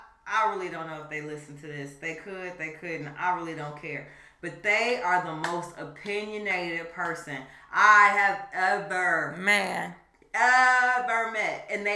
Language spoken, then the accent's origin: English; Chicago, Illinois, United States; Chicago's my hometown